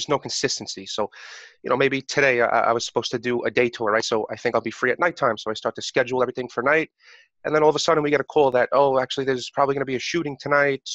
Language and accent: English; New York City, New York, United States; I'm 27 years old. I'm from New York